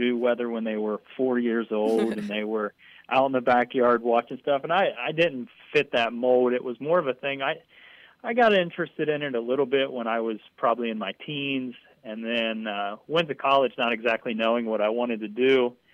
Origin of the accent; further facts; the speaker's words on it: Southeast Ohio, United States; moved away as an adult; also born or lived in Tucson, Arizona / Spokane, Washington; I grew up in Southeast Ohio and never really left the state until I decided I wanted to go to grad school